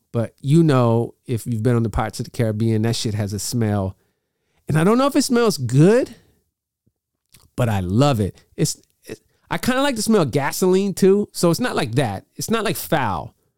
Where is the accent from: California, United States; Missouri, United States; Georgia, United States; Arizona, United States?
California, United States; Bay Area; We grew up in the Bay Area